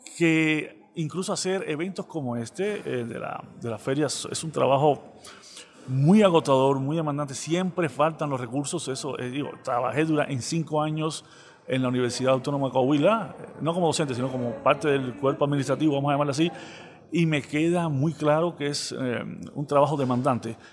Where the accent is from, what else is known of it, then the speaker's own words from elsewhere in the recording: Cuba; accent: Cuban; moved away as an adult; now in Saltillo, Mexico; por el acento que no se me va a quitar nunca, eh, enseguida sale a relucir que soy eh, cubano